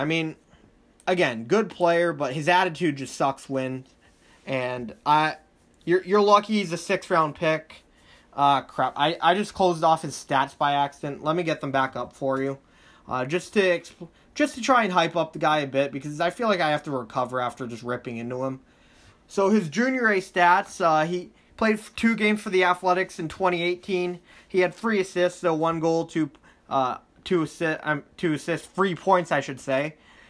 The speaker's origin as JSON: {"language": "English", "country": "Thailand", "second_language": "English", "said": "I'm from Thailand. I know this stuff."}